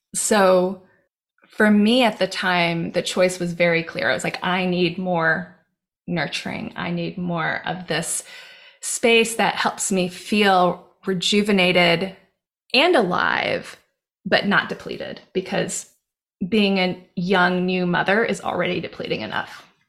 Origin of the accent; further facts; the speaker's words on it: Hawaii, United States; moved away; I grew up in Hawaii. And I grew up in the jungle.